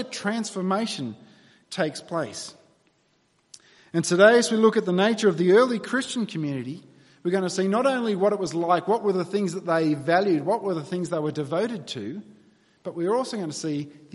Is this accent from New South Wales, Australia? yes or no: yes; New South Wales, Australia; moved away as an adult; also born or lived in Victoria; I grew up in New South Wales